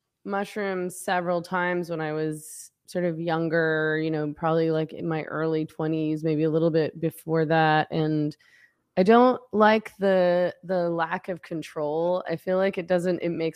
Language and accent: English; Vancouver, British Columbia, Canada; I'm from Vancouver.